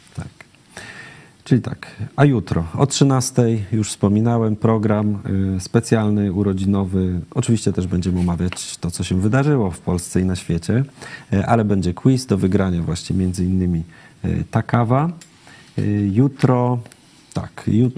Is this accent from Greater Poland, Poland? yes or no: no; Silesian Voivodeship, Poland; wychowałem się na Śląsku